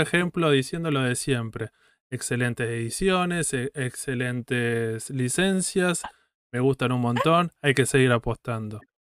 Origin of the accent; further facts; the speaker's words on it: Argentina; somos argentinos